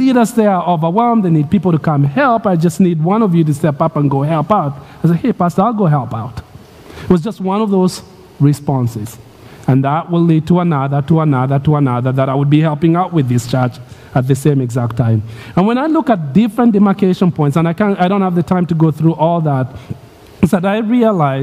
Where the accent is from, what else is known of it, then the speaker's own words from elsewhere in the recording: Nairobi, Kenya; moved away; I'm growing up in Nairobi, Kenya, kid